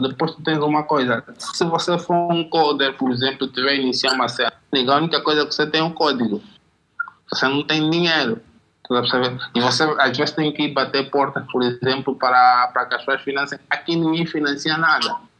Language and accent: Portuguese; Angola; eu sou do gueto, do bairro, cresci no Jaena